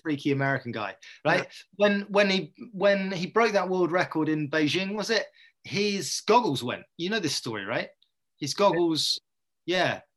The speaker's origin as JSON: {"language": "English", "area": "Dorset", "region": "South West England", "country": "United Kingdom", "also_born_or_lived": "Poole", "said": "I come from Dorset"}